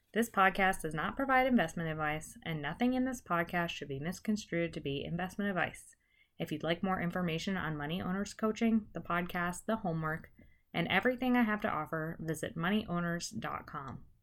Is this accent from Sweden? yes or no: no; United States; I've grown up here, and there are all sorts of reasons why I wanna stay in America